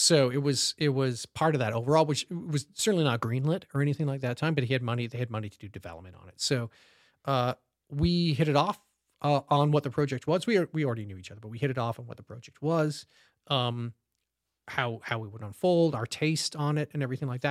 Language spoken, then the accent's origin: English; Canada; moved away as an adult; now in Los Angeles, United States; I love Canada. I, obviously, it's, was, it's my home country